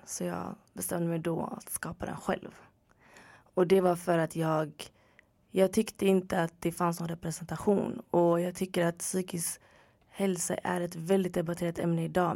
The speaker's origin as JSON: {"language": "Swedish", "town": "Gothenburg", "region": "Västra Götaland", "country": "Sweden", "tie": "born or raised there", "also_born_or_lived": "Örebro", "moved": "as an adult", "lives_now": "Stockholm, Sweden", "said": "Född och uppvuxen i Göteborg"}